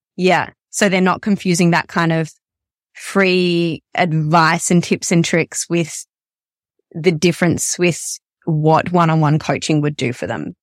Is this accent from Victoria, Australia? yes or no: yes; Melbourne, Victoria, Australia; I'm from Melbourne and I, I work exclusively online